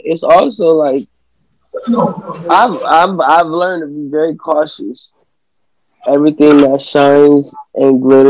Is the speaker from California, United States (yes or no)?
yes; Los Angeles, California, United States; growing up in Los Angeles, California